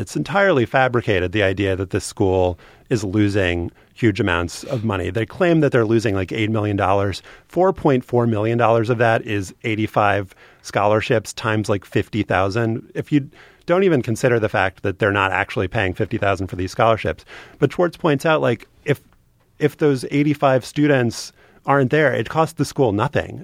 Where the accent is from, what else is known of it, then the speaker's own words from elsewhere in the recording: New Orleans, Louisiana, United States; I grew up in New Orleans